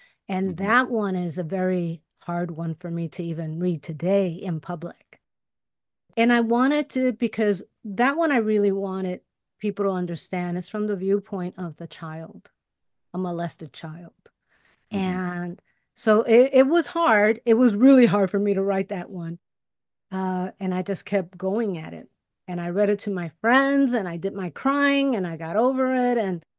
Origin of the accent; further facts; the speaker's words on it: Chicago, Illinois, United States; I grew up in Chicago too. I grew up in Bucktown in the hood. It was the hood then. Now it's a nice neighborhood.